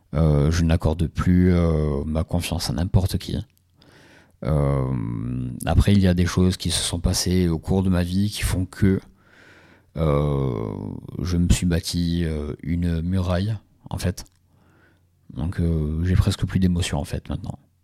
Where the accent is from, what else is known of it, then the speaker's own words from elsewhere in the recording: Ajaccio, Corsica, France; je suis originaire d'Ajaccio